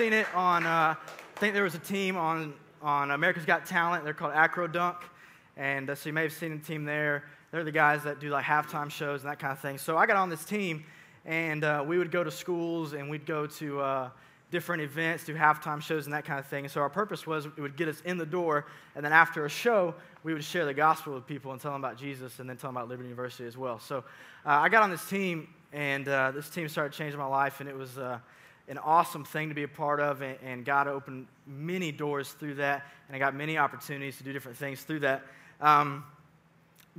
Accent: Sugar Hill, Georgia, United States; also born or lived in Suwanee, Georgia; I grew up in Suwannee. Well, technically Sugar Hill, actually, is where I'm from. I'm a graduate of North Gwinnett High School.

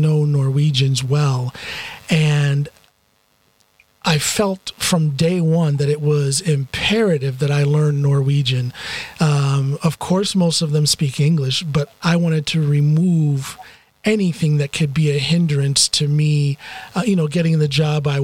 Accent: United States; moved away as an adult; also born or lived in Okinawa, Japan / Chicago area; now in Norway; as an American in Norway

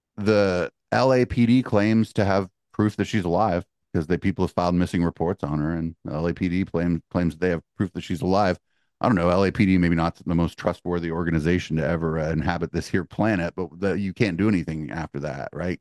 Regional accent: the Bay Area, California, United States; I'm from the Bay

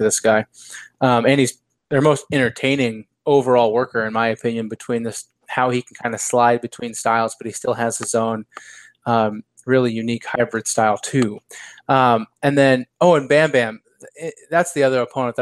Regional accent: United States; as the American

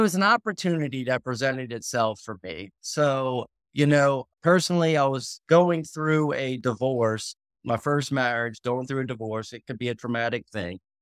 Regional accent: New Orleans, Louisiana, United States; Born and raised in New Orleans, Louisiana

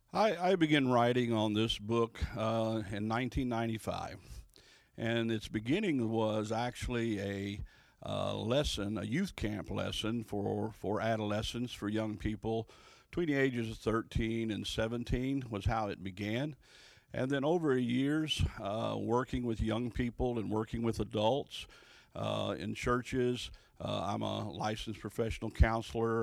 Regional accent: Louisville, Kentucky, United States; also born or lived in Ohio; I'm actually from Louisville, Kentucky

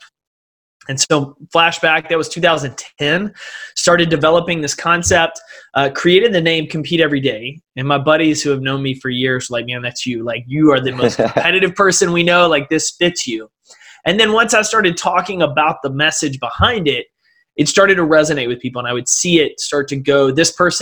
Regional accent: East Texas, United States; I grew up in East Texas.

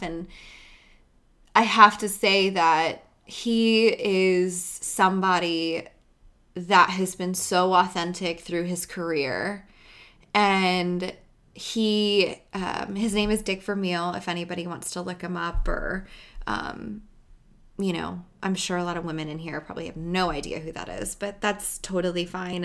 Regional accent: United States; being an American

